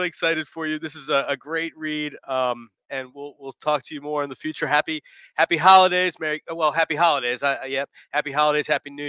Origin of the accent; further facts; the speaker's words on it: D.C. area, Northern Virginia, United States; now in Richmond, United States; I'm from Northern Virginia, D.C. Yeah. area.